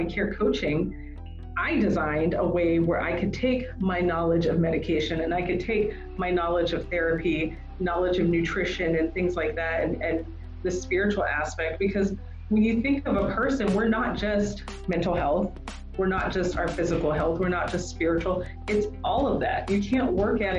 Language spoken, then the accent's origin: English; the South, United States; I'm from the South